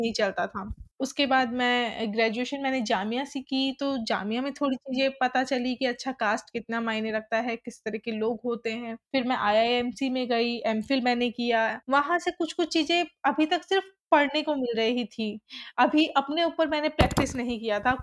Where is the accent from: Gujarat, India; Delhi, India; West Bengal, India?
Delhi, India; मैं एक ऐसी कम्युनिटी में पड़ी पली बड़ी हूँ जो दिल्ली के अंबेडकर नगर है